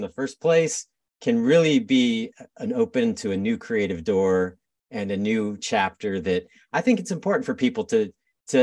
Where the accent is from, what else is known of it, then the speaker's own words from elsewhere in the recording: San Diego, California, United States; now in Portland, United States; I grew up in San Diego